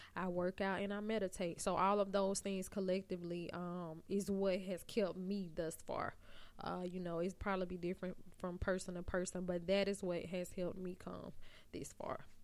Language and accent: English; Montgomery, Alabama, United States; I am from Montgomery, Alabama